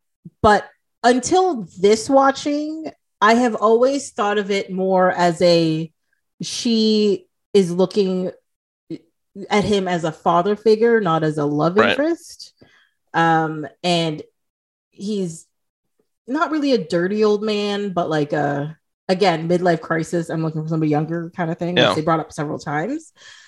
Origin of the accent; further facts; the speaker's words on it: Toronto, Ontario, Canada; Like I would tell people I'm from Toronto.